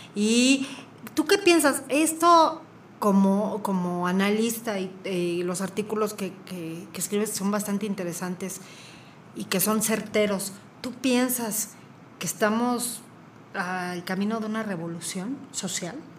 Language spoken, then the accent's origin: Spanish; Querétaro, Mexico; como queretanos